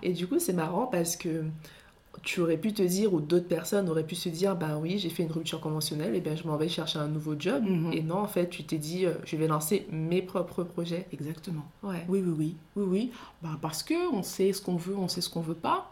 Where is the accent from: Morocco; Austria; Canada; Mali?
Mali; first language Soninke; French is a second language; Je suis malienne, donc je parle le dialecte du Soninké